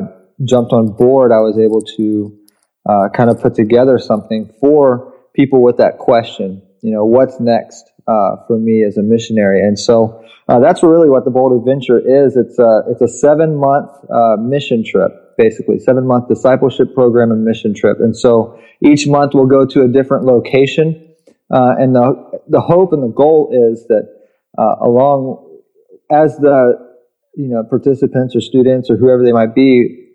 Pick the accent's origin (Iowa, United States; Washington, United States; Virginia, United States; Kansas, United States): Virginia, United States; Richmond; I grew up in Richmond, Virginia